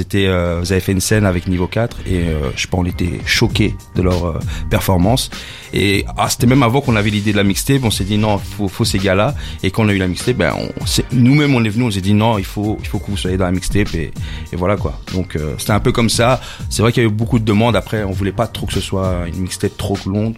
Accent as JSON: {"language": "French", "town": "Brussels", "region": "Brussels-Capital Region", "country": "Belgium", "said": "on est des Bruxellois"}